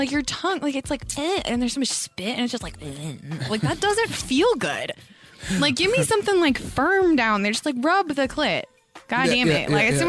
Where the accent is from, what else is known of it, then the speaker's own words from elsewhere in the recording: Colorado, United States; It's in Colorado.